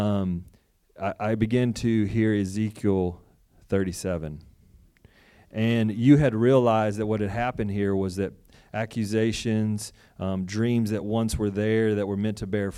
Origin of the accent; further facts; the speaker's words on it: Texas, United States; moved away as an adult; from Texas